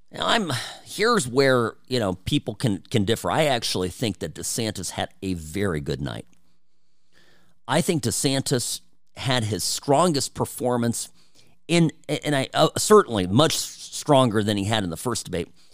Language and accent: English; United States; first language Czech; English is a second language; English is my second language. I, I learned Czech from my parents, um, even though I grew up in this country first